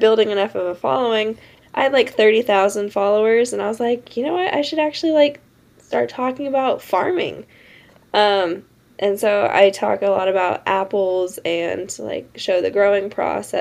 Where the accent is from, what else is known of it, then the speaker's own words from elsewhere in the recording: Tonasket, Washington, United States; I'm from a small town called Tenasket up in north central Washington